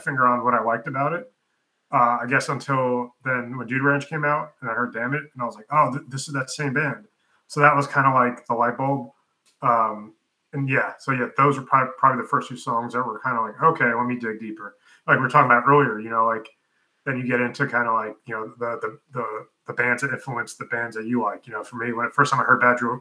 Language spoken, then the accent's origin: English; New York, United States; also born or lived in Pennsylvania; now in Texas, United States; I grew up in New York, and then I live in Texas now